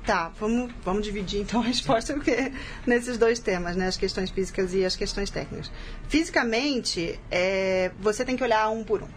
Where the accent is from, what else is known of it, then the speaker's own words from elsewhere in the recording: São Paulo, Brazil; eu sou de São Paulo, e eu estou muito envolvida aqui com a arbitragem em São Paulo